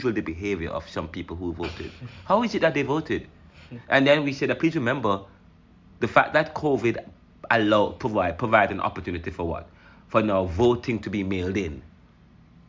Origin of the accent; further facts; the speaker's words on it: Jamaica; now in United States; I'm Jamaican